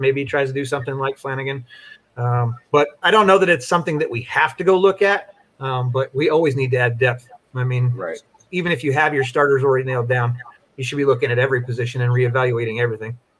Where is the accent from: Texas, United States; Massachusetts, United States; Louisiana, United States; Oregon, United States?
Oregon, United States; Eugene; being that I'm from the Eugene area where Nike was born, I'm a Nike guy